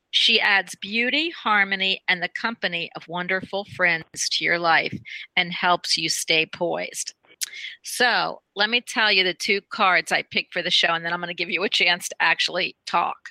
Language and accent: English; Philadelphia, Pennsylvania, United States; I'm born in the north too, right? Because I'm from Philadelphia.